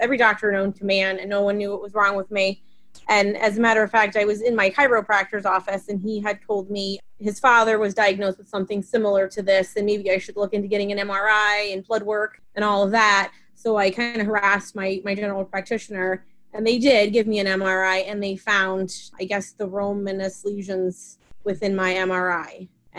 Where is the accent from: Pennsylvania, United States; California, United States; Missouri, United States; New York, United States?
Pennsylvania, United States; I am from Pennsylvania.